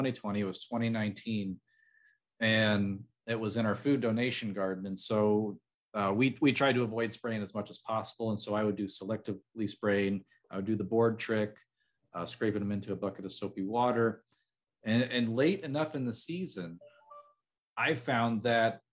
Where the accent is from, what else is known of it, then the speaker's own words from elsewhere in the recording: between Chicago and St. Louis, Illinois, United States; I'm from between Chicago and St. Louis